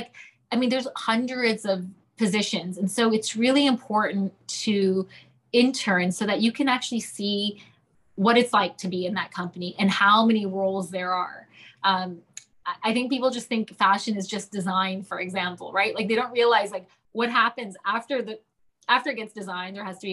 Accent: Toronto, Ontario, Canada; moved away as an adult; now in London, United Kingdom; the minute I moved to London from Toronto, all I remember, honestly, when I was 18 or whenever I moved, was like $3 to a pound.

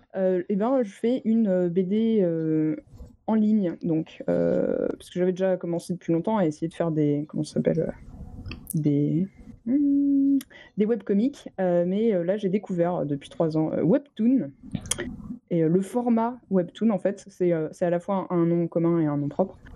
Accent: Orléans, Centre-Val de Loire, France; j'ai grandi euh, à Orléans

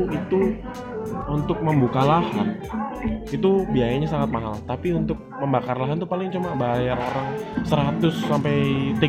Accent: Kalimantan, Indonesia; Ini eh, kebetulan saya juga dari Kalimantan, ya? Kalimantan yang sebenarnya dari kecil itu udah merasakan dampak dari pembakaran hutan asapnya itu

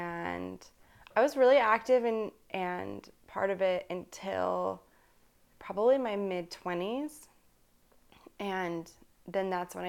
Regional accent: Vernal, Utah, United States; born there; I was born in Vernal, Utah. So like right in the heart of Mormon culture.

